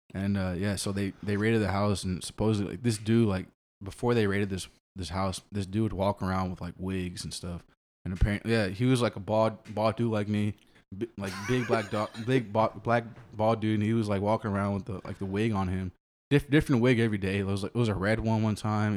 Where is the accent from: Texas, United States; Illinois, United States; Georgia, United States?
Texas, United States; Austin; born and raised Austin, uh, grew up in East Austin